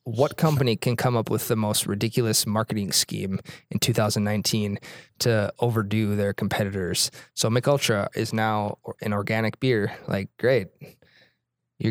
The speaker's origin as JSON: {"language": "English", "region": "Midwest", "country": "United States", "said": "as a Midwesterner myself"}